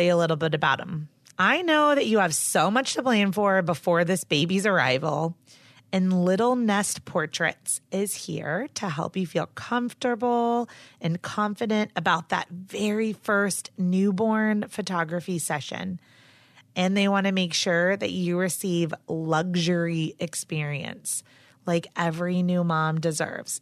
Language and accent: English; Charlotte, North Carolina, United States; I'm from Charlotte, North Carolina